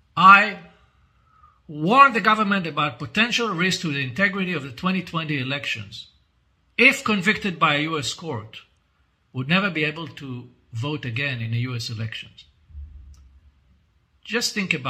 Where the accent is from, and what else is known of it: Israel